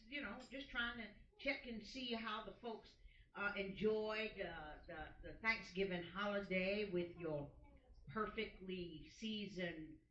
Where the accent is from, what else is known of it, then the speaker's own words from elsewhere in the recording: United States; we as the American people